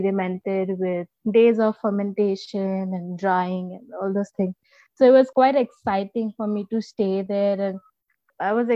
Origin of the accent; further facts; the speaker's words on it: Mumbai, Maharashtra, India; first language Marathi; English is a second language; also born or lived in Karnataka; I was born in Mumbai, right? I was born in the city